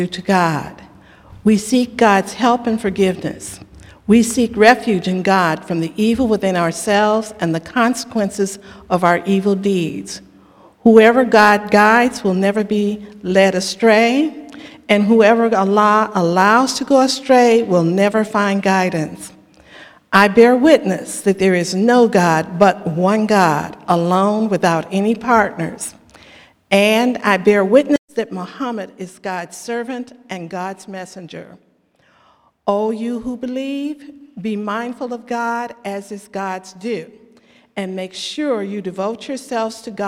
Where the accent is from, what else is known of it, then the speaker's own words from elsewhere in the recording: United States; also born or lived in Southern California; as a Muslim who is African American